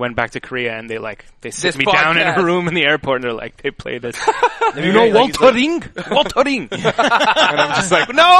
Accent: Canada; As a Canadian

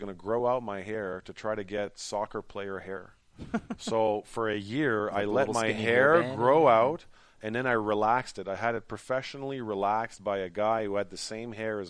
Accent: Ottawa, Ontario, Canada; now in Montreal, Canada; I grew up in Ottawa. I'm a Franco-Ontarian.

